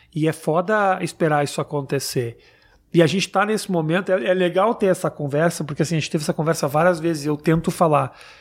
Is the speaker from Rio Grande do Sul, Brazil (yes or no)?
yes; Porto Alegre, Rio Grande do Sul, Brazil; also born or lived in São Paulo; now in New York, United States; eu nasci em Porto Alegre, né? E a gente usa arredar.